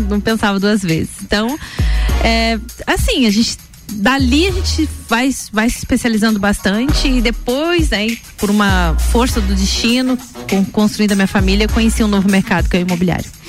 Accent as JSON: {"language": "Portuguese", "town": "Lages", "region": "Santa Catarina", "country": "Brazil", "tie": "born or raised there", "also_born_or_lived": "Joinville", "said": "E meus avós lagianos, meus pais lagianos também, de lá vieram para cá e a gente construiu a vida todinha aí. Então vim para cá com 5, 6 anos de idade"}